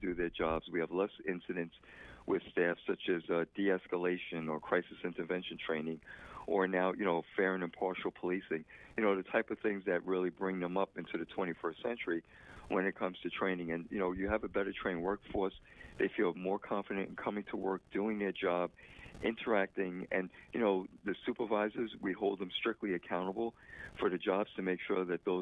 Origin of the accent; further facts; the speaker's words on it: New York City, New York, United States; I was born in the Bronx